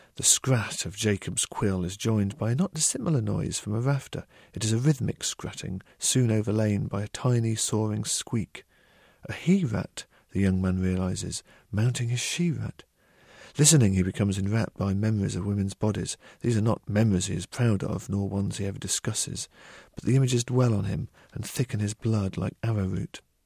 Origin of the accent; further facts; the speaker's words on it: United Kingdom; I'm a British novelist